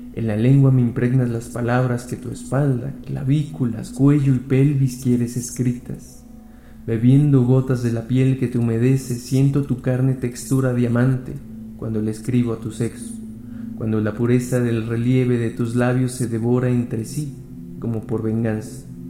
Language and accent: Spanish; Mexico City, Mexico; soy de la Ciudad de México